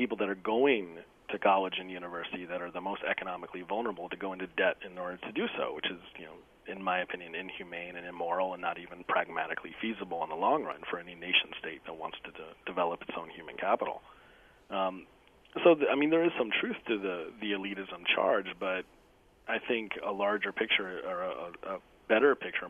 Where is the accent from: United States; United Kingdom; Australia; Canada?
United States; the South; But I grew up in the South and in a predominantly black neighborhood, and many of my mentors slowly began to tell me that they were members of fraternities themselves